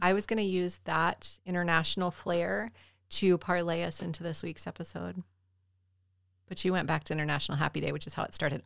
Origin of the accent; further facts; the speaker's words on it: Southern United States, Georgia, United States; as a Southerner